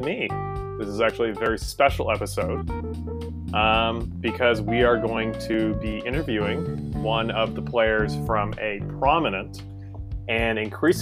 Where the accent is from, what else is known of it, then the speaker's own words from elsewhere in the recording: Montreal, Quebec, Canada; now in Toronto, Canada; As a native of Montreal and someone who lives in Toronto